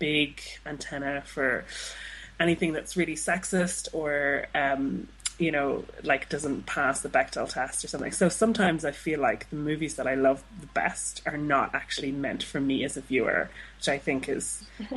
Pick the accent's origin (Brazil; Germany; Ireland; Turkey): Ireland; Dublin, Leinster; I'm from Dublin